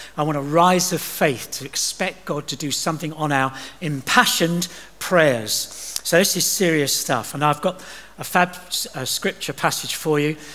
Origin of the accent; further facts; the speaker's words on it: England, United Kingdom; also born or lived in Dubai / Doha; I'm from uh, England.